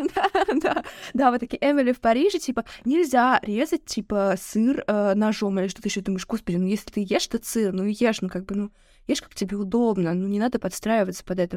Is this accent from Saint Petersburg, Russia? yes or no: yes; Saint Petersburg, Russia; давайте говорить как петербуржцы